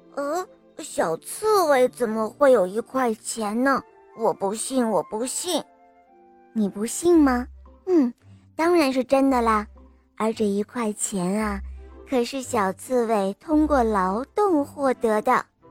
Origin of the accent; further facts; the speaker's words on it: Jiangxi, China; 我来自江西，我五岁了